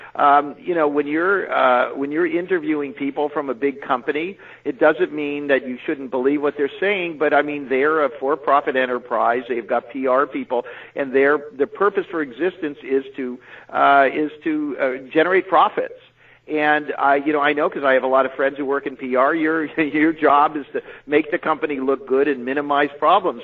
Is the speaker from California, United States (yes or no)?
yes; California, United States; moved away as an adult; also born or lived in New York; coming to New York as a Californian